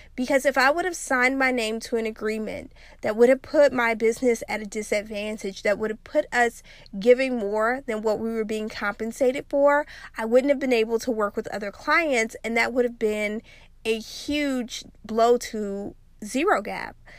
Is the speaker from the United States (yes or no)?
yes; South Louisiana, United States; when I was growing up in South Louisiana